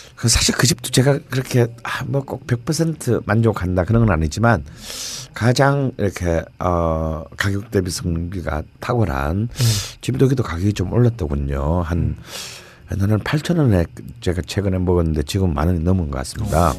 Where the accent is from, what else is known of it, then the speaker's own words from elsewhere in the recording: Busan, South Korea; moved away as an adult; also born or lived in Seoul / Damyang; 부산에서 태어났지만 담양에 묻히고 싶다